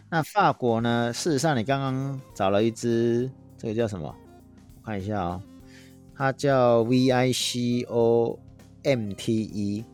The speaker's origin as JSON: {"language": "Chinese", "country": "Taiwan", "accent": "Taiwanese Mandarin", "said": "像我这种台湾国语的"}